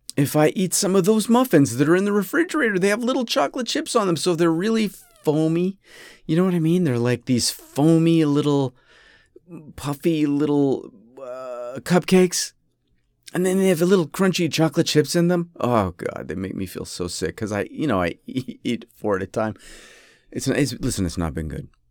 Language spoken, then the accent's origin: English; United States; also born or lived in Rochester; I'm American. And the problem is, you know, I, I'm an American.